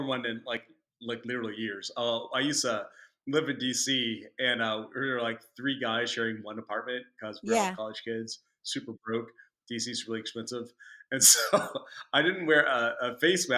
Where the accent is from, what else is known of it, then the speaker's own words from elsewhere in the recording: Kentucky, United States; moved away; I'm from Kentucky originally